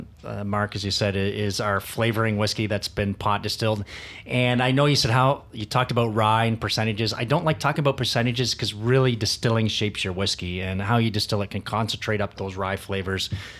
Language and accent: English; Canada; I think to tell that story as a Canadian is difficult because we're such a wide array of what we can do.